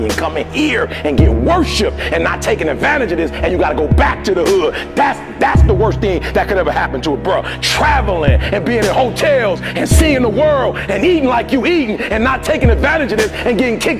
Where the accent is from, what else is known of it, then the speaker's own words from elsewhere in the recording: Detroit, Michigan, United States; I'm from Detroit, homeless